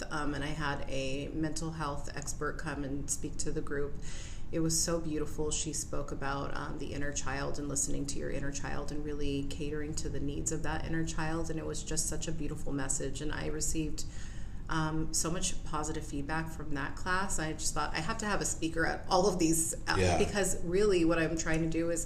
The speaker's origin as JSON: {"language": "English", "town": "Whittier", "region": "California", "country": "United States", "tie": "born or raised there", "said": "I was born and raised in Whittier."}